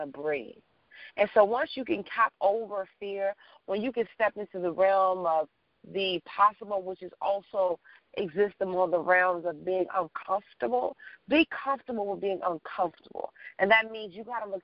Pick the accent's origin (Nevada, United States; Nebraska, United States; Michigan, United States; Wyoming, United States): Michigan, United States; Detroit; moved away; also born or lived in New York / Washington, D.C. / Los Angeles; I'm from Detroit, and at the time I was living in New York